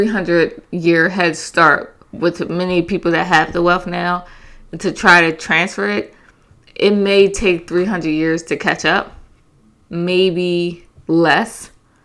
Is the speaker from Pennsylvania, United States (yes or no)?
yes; Philadelphia, Pennsylvania, United States; I'm from Philly